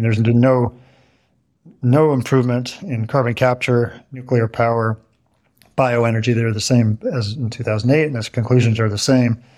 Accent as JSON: {"language": "English", "region": "Northern California", "country": "United States", "said": "I'm from Northern California"}